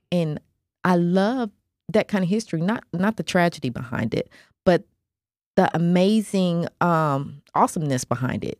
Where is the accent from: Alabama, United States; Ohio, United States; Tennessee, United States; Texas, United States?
Tennessee, United States; Nashville; I grew up in Nashville